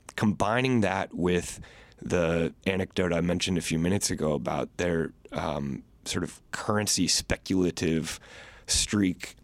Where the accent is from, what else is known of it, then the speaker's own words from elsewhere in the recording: Virginia, United States; I'm from Virginia, so, so I grew up going into restaurants